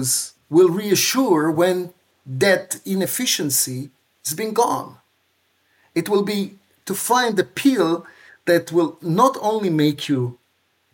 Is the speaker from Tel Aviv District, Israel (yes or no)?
yes; Tel Aviv, Tel Aviv District, Israel; moved away as an adult; now in Regensburg, Germany; I grew up in Tel Aviv